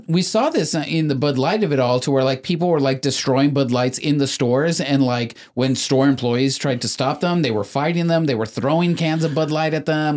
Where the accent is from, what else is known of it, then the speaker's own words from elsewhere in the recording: Mexico; moved away; I was born in Mexico. My parents came from Mexico